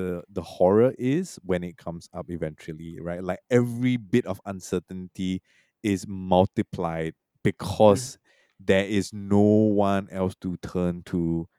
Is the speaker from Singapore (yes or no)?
yes; Singapore; also born or lived in Malaysia; I was born in Malaysia. I grew up mostly in Singapore, but I have spent a lot of time in Malaysia.